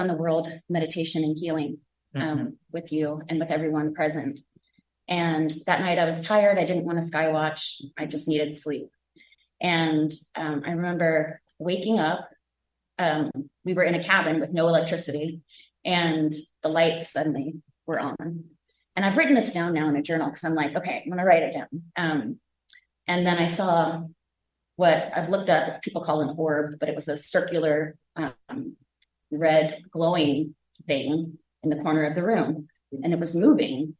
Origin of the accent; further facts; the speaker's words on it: Virginia, United States; now in Central Coast of California, United States; I am from Virginia originally, but I live on the Central Coast of California